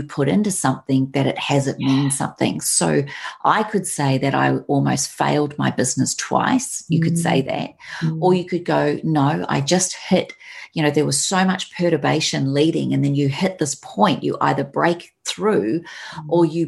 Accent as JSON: {"language": "English", "country": "New Zealand", "moved": "yes", "said": "I now had my dream of having my business in my home country"}